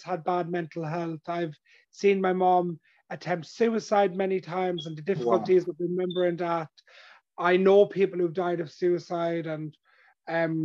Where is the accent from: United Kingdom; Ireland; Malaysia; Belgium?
Ireland; where I grew up in my hometown and my community, and I grew up in an Irish traveler, gypsy background